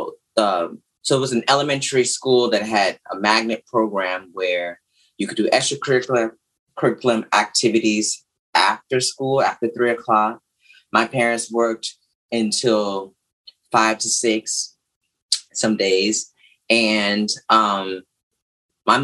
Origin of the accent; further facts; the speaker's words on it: Houston, Texas, United States; I'm originally from Houston, Texas, Third Ward.